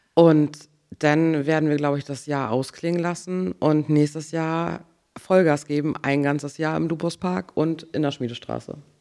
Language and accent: German; Grove, Schleswig-Holstein, Germany; also born or lived in Schwarzenbek; Also ich komme aus Grove und da werde ich auch alt.